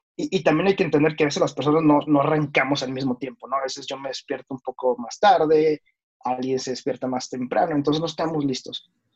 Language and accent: Spanish; Mexico; moved away as an adult; now in New York, United States; yo soy mexicano. Actualmente radico en Nueva York.